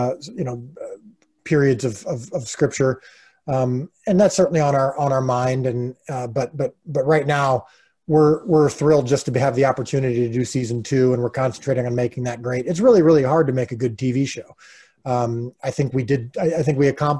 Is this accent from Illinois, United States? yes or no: yes; Illinois, United States; We're currently living in Illinois, which is my hometown, which I grew up in, which I love